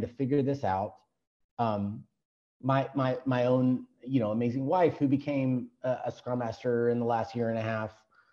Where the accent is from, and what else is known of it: Texas, United States